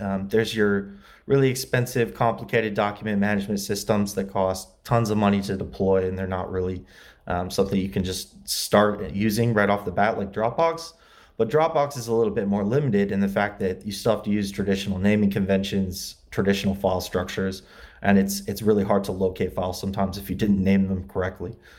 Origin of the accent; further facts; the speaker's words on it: LaGrange, Indiana, United States; moved away as an adult; also born or lived in Muncie, Indiana; now in Los Angeles, United States; I grew up in Indiana, LaGrange, Indiana. Uh, it's near South Bend